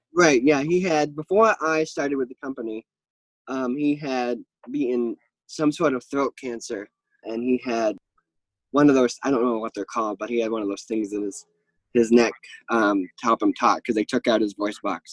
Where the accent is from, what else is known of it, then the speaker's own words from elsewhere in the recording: Maine, United States; I am from Maine